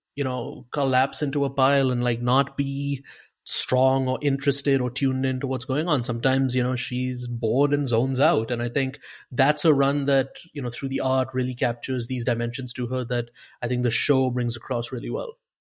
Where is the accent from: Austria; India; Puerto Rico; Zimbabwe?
India; I'm, I'm Indian.